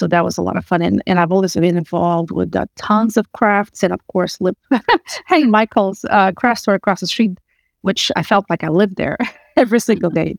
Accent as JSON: {"language": "English", "country": "Portugal", "tie": "born or raised there", "moved": "as an adult", "lives_now": "United States", "said": "I grew up in Portugal, came here to study in the U.S."}